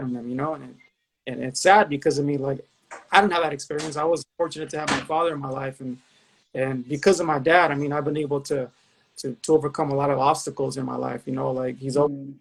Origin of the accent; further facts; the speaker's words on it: Los Angeles, California, United States; I grew up in the San Fernando Valley, specifically Pacoima